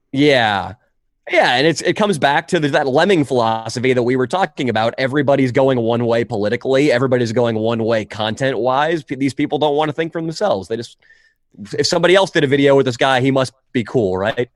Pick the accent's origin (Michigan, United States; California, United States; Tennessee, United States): California, United States; Northern; I grew up in California, Northern California